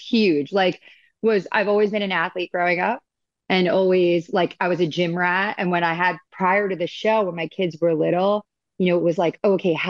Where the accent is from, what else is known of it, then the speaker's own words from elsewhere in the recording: Long Island, New York, United States; moved away as an adult; now in Coto de Caza, United States; I am from Long Island